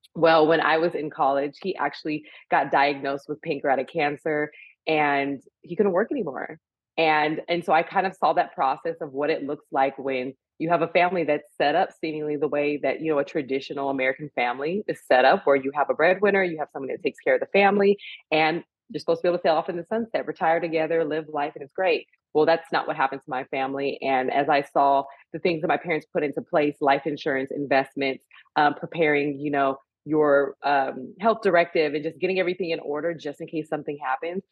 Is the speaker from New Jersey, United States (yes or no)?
no; California, United States; also born or lived in San Francisco; I'm a California girl at heart, born and raised in California, went to school and college in San Francisco